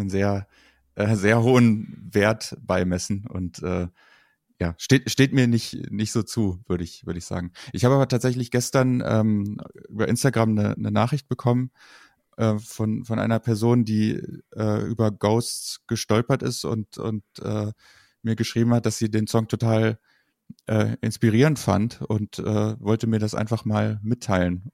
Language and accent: German; Kassel, Hesse, Germany; ich komme aus Kassel